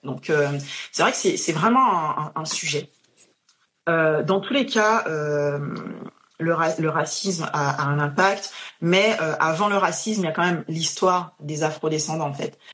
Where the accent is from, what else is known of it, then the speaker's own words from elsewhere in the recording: Guadeloupe; now in France; Je suis guadeloupéenne